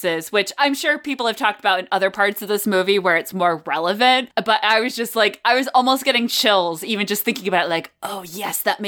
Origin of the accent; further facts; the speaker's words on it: New England, United States; We're very much New Englanders.